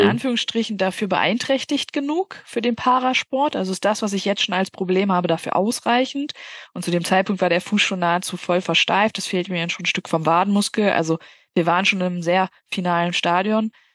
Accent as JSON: {"language": "German", "town": "Bielefeld", "region": "North Rhine-Westphalia", "country": "Germany", "said": "Ich komme aus Bielefeld"}